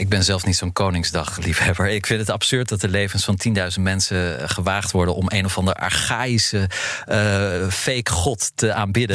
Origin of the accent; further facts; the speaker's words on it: Netherlands; we misschien niet eens meedoen als Nederlanders